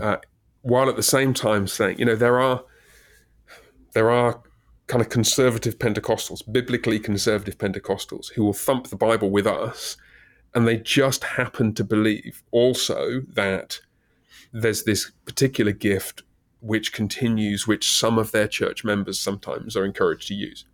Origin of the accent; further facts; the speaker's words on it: England, United Kingdom; moved away; I'm British